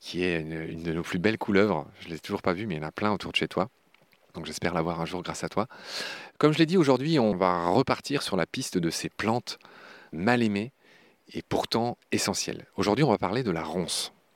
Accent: Lorraine, Grand Est, France; je suis lorrain

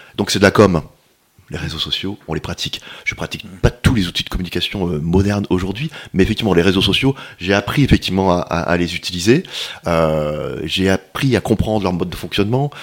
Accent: Paris, Île-de-France, France; moved away as an adult; now in Montpellier, France; je suis parisien, j'étais parisien

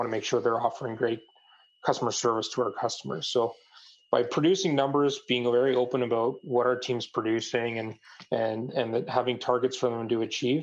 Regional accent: Canada; I'm from Canada

